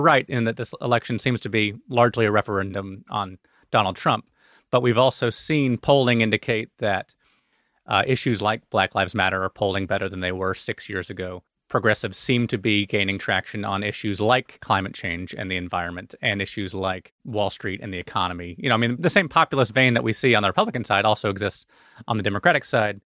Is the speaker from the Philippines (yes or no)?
no; Alabama, United States; in Alabama, my home state